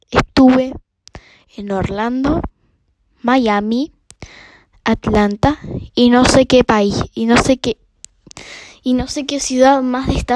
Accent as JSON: {"language": "Spanish", "country": "Uruguay", "said": "que a mí nunca me pasó porque, bueno, soy uruguaya."}